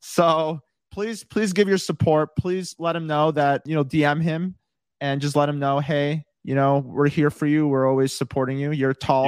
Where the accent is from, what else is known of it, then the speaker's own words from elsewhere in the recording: Chicago, Illinois, United States; moved away as an adult; also born or lived in Los Angeles, California; I moved out to California. I was actually originally from Chicago